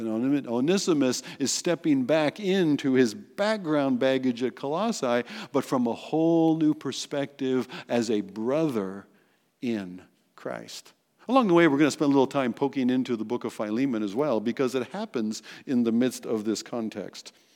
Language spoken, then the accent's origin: English; United States; in our identity as American citizens